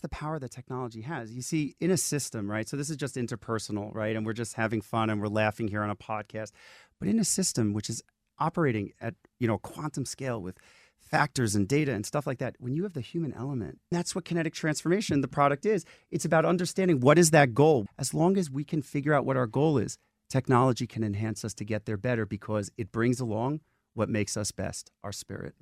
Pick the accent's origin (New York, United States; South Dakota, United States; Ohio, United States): New York, United States; New York City; I'm a kid from the Bronx with no money